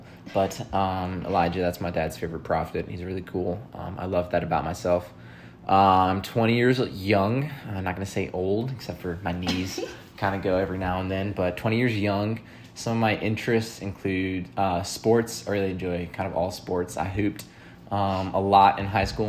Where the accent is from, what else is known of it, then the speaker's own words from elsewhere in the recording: Charlotte, North Carolina, United States; also born or lived in Virginia; my hometown is Charlotte